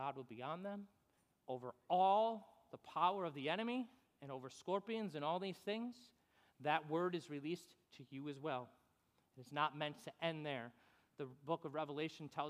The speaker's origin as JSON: {"language": "English", "region": "New York", "country": "United States", "also_born_or_lived": "Fort Stewart, Georgia", "moved": "as an adult", "said": "we're from New York"}